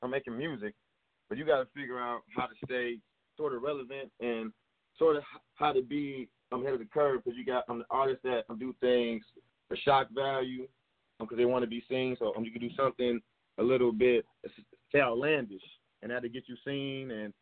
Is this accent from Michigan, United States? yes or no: yes; Detroit, Michigan, United States; I'm from Detroit, and I make rap music